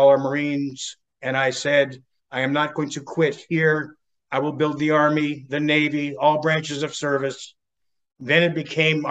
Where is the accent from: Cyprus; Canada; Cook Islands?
Canada; moved away as an adult; now in California, United States; Canadian born, but became a dual citizen through my father, and landed on the shores of California to be that actor back that many years ago